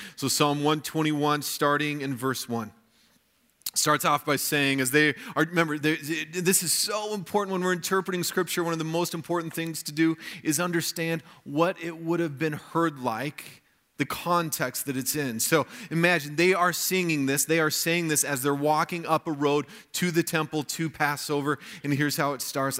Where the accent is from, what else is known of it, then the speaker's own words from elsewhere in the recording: United States; as American Christians